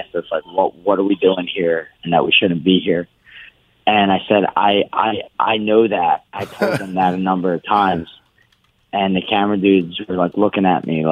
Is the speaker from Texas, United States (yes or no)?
no; Philadelphia, Pennsylvania, United States; I grew up in Kensington. That's where Rocky was filmed